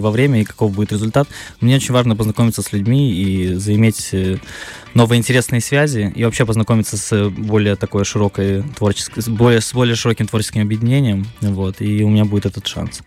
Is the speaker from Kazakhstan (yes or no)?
no; Tiraspol, Transnistria, Moldova; moved away as an adult; also born or lived in Moscow, Russia; Я родился в Тирасполе, проучился после школы год в ПГУ